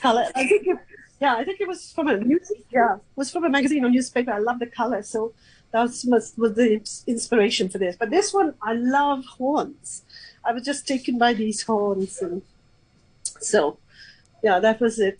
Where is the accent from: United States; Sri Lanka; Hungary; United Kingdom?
Sri Lanka; now in Hong Kong; I'm from Sri Lanka